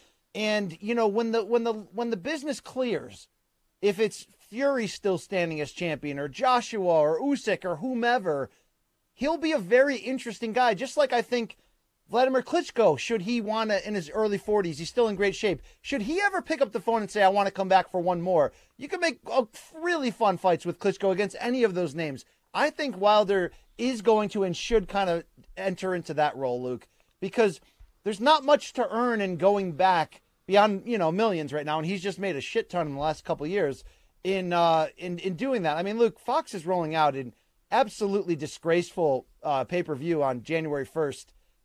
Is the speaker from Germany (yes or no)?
no; Chennai, Tamil Nadu, India; I'm from Chennai, India. I felt it was about time that I represent